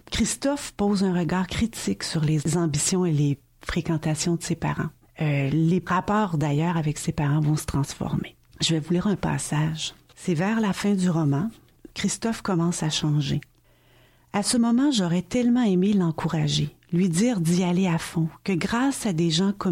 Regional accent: Montreal, Quebec, Canada; Je n'ai jamais vu quelqu'un se promener à cheval dans les rues de Montréal, ma ville natale.

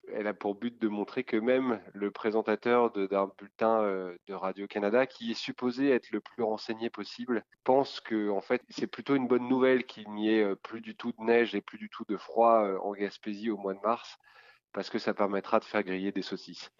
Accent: France; also born or lived in Quebec; en tant que Français

